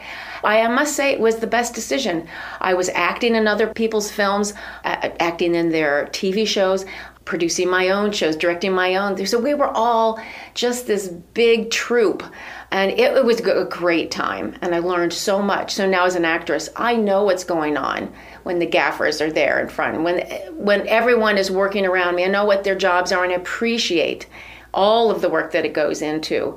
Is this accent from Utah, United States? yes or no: no; Avon Lake, Ohio, United States; also born or lived in West Virginia; I was from Little Avon Lake, Ohio, a little sixth grader